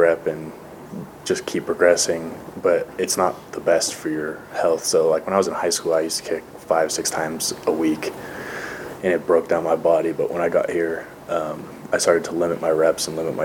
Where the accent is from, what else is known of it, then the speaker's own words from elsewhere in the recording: Northern California, United States; moved away as an adult; I'm from Northern California